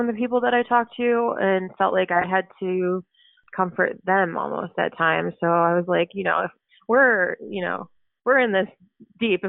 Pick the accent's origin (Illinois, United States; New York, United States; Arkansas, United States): Illinois, United States; Oak Park; also born or lived in Chicago; I live in Chicago and I grew up in Oak Park, so it's only like 20 minutes away